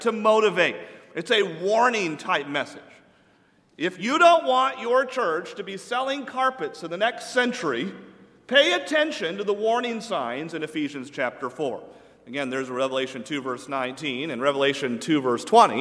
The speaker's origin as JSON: {"language": "English", "region": "New England", "country": "United States", "tie": "born or raised there", "said": "I'm from New England"}